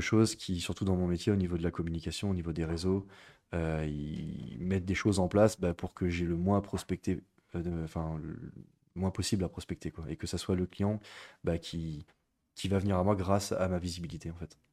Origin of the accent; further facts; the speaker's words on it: Niort, Nouvelle-Aquitaine, France; also born or lived in Bordeaux; je suis né à Niort, j'ai grandi à Niort